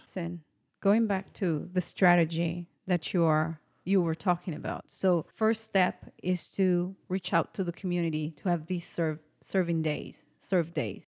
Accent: Texas, United States; I'm from Texas. I live here

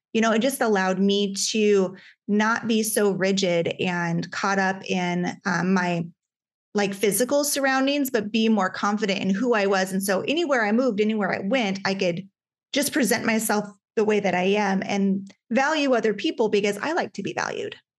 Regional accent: Alaska, United States; I grew up in Alaska

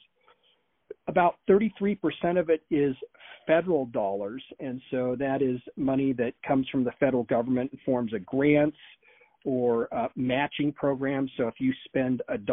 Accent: Beaverton, Oregon, United States; also born or lived in Klamath County, Oregon; I was raised in Beaverton, Oregon, back in the 70s and 80s, graduated from Sunset High School

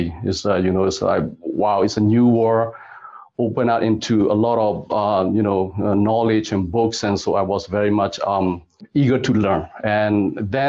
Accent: Myanmar; moved away as an adult; also born or lived in Germany / Canada; now in Hanoi, Vietnam; I'm originally from Myanmar, which is also called Burma. And I grew up in a pretty much agricultural area in a small city

